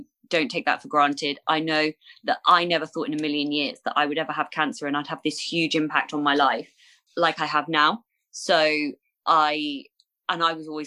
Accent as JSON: {"language": "English", "town": "Bournemouth", "region": "South West England", "country": "United Kingdom", "tie": "born or raised there", "said": "my hometown of Bournemouth"}